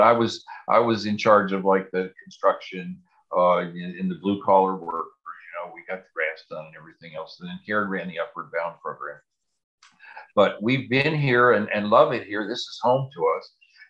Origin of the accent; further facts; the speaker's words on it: Pittsburgh, Pennsylvania, United States; moved away as an adult; also born or lived in West Virginia; now in Southwest Virginia, United States; I grew up in Pittsburgh, and my dad was a union electrician